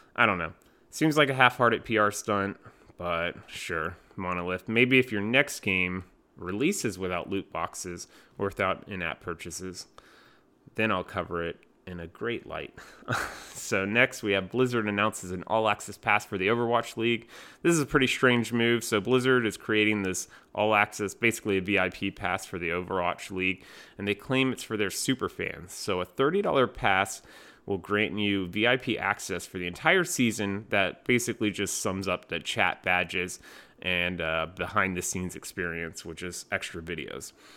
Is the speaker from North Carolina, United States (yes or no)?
yes; North Carolina, United States; North Carolina, my home state